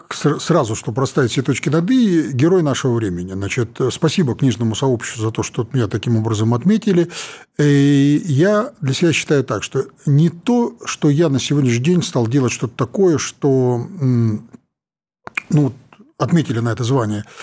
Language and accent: Russian; Siberia, Russia; я вот сибиряк, э, там, честно признаюсь, у меня совершенно такое образование э, политическое было, там высшая партийная школа за спиной, Новосибирский аграрный университет